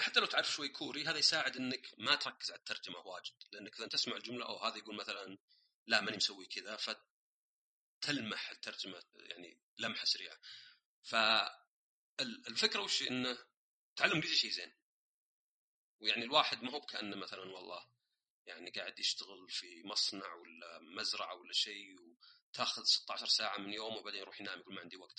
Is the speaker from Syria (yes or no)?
no; Saudi Arabia; born or raised there; also born or lived in Austria / Germany / Canada